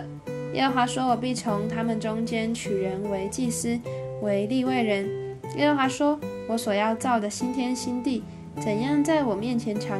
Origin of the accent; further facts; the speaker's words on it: Changhua County, Taiwan; also born or lived in Neihu, Taipei; now in Taipei, Taiwan; 我一直称为我是彰化人，但其实我在台北住了很久。